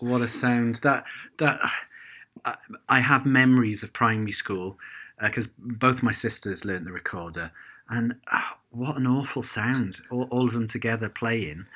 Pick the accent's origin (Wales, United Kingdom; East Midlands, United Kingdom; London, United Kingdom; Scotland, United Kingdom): Wales, United Kingdom; Cardiff; growing up in Cardiff